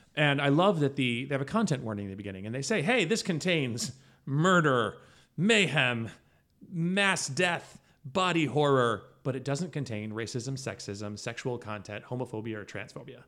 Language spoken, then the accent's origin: English; United States; also born or lived in Syracuse, New York; We are American.